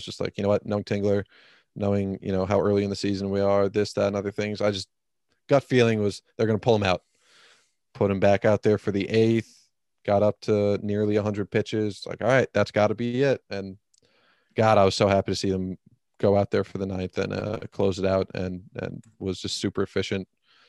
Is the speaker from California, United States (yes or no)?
yes; San Diego, California, United States; being a San Diego Padre fan as a kid, growing up in San Diego, in the area